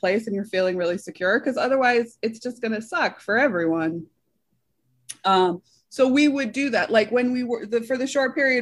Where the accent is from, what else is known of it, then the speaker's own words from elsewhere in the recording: Northampton, Massachusetts, United States; moved away as an adult; I grew up near Northampton, Massachusetts.